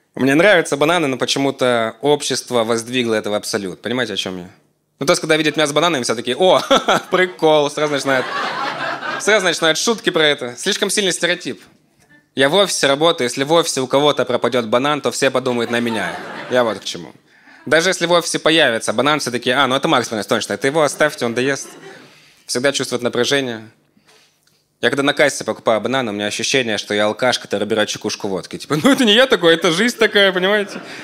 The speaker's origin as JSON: {"language": "Russian", "town": "Krasnodar", "region": "Krasnodar Krai", "country": "Russia", "tie": "born or raised there", "said": "у меня все детство прошло в Краснодаре"}